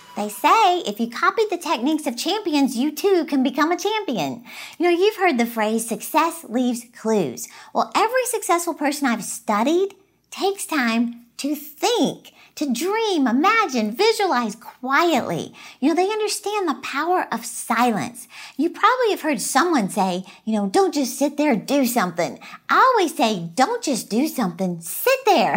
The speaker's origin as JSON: {"language": "English", "region": "Texas", "country": "United States", "said": "I'm from Texas"}